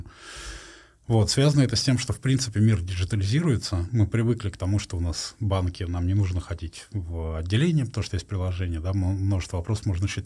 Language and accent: Russian; Russia; я из России